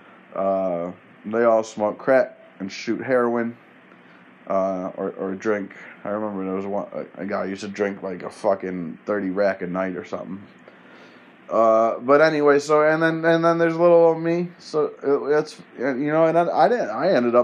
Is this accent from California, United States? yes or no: no; Penfield, New York, United States; I'm from Penfield